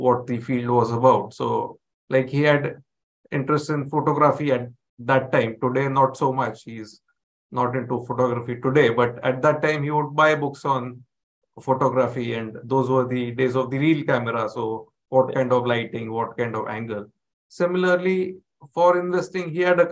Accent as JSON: {"language": "English", "town": "Mumbai", "region": "Maharashtra", "country": "India", "tie": "born or raised there", "said": "I've been born and brought up in Mumbai. So been a Mumbai boy all along"}